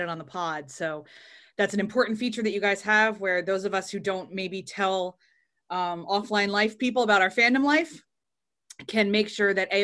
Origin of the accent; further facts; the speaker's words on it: Northeast, United States; I've lived in America my whole life, except for the years that I did study abroads or kind of lived on a visa, but I grew up in the Northeast